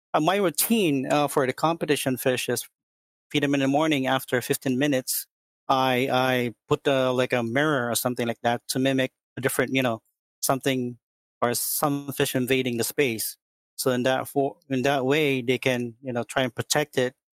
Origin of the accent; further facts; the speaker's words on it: Philippines; moved away as an adult; now in Chicago, United States; I'm from Chicago, originally from Philippines, migrated here in the U.S. About 8 years ago